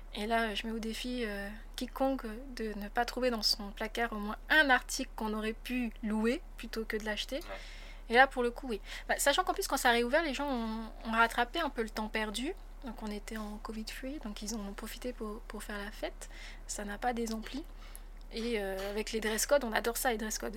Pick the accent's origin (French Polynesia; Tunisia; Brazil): French Polynesia; also born or lived in France; j'ai passé euh, mon bac là-bas. Ensuite, j'ai intégré l'Université de Polynésie française